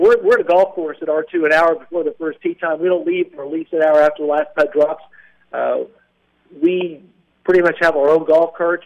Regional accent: Seymour, Indiana, United States; I grew up in a little town called Seymour, Indiana.

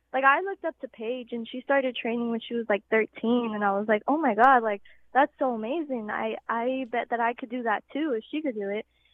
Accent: Laredo, Texas, United States; LWA, Laredo Wrestling Alliance, from my hometown

